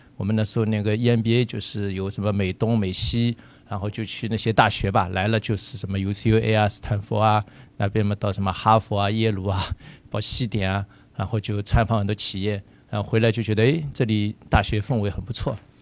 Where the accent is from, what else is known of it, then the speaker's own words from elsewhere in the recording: Shanghai, China; moved away as an adult; 我们在来自上海